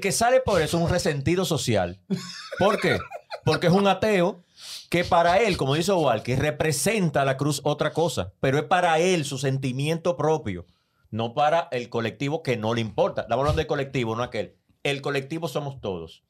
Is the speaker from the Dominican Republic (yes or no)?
yes; Dominican Republic